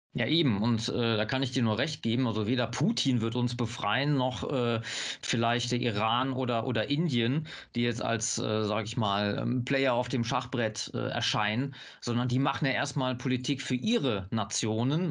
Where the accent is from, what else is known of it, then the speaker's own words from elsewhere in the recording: North Rhine-Westphalia, Germany; ich komme hier aus Nordrhein-Westfalen